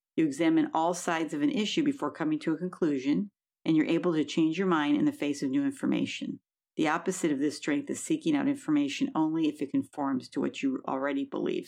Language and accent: English; Buffalo, New York, United States; now in California, United States; I'm from Buffalo, New York